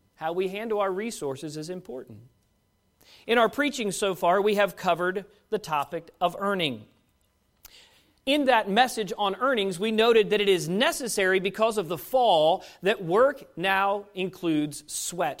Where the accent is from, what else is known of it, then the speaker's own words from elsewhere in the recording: Fairfax, Virginia, United States; moved away; the church that I grew up at in Fairfax Baptist Temple in Fairfax, Virginia